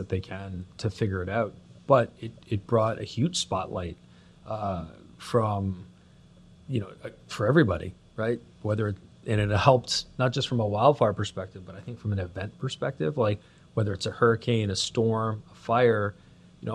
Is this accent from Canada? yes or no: yes; Toronto, Ontario, Canada; I'm Canadian and born and raised in the Toronto, Greater Toronto area